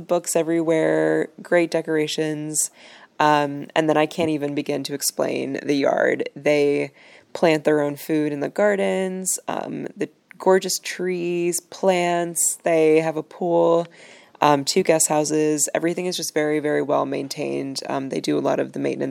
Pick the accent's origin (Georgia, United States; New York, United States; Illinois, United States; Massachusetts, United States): Illinois, United States; Chicago; I'm from Chicago